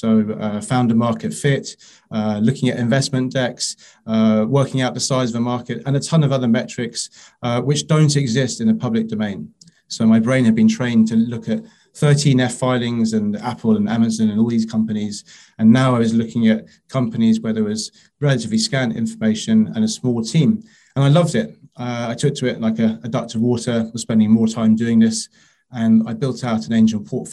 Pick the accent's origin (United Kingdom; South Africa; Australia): United Kingdom; London; moved away as an adult; also born or lived in Paris; I'm a Londoner, I'm born and bred